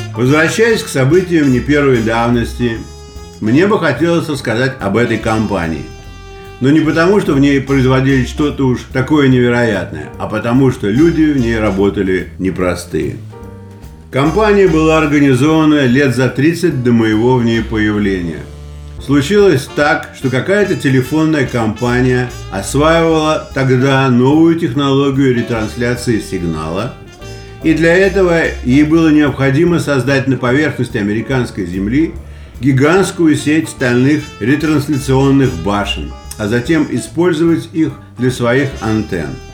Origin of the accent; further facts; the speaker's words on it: Saint Petersburg, Russia; moved away as an adult; now in United States; я из Питера